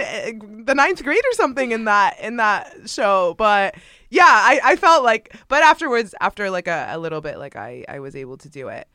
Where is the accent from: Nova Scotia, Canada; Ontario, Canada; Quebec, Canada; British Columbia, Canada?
Ontario, Canada; Mississauga; I was born and raised in a suburb of Toronto, uh, Canada called Mississauga